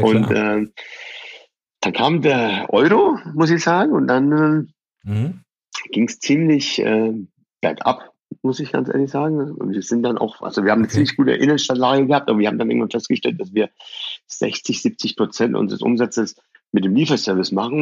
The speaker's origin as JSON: {"language": "German", "town": "Bayreuth", "region": "Bavaria", "country": "Germany", "tie": "born or raised there", "also_born_or_lived": "Iran", "second_language": "German"}